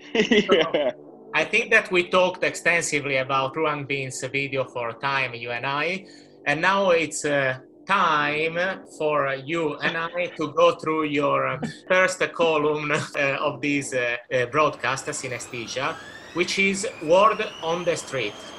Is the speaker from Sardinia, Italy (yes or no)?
yes; Sardinia, Italy; I am from Sardinia, um, which is a beautiful island, Italian island in the middle of the Mediterranean Sea